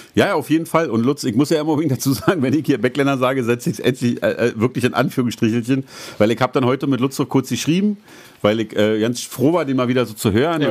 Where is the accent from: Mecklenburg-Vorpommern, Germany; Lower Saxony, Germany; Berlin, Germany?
Berlin, Germany; bei uns in Berlin